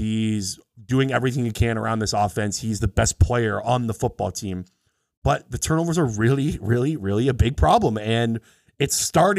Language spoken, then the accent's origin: English; Canada; the Grey Cup is the CFL Canadian Football League, which we're from Canada.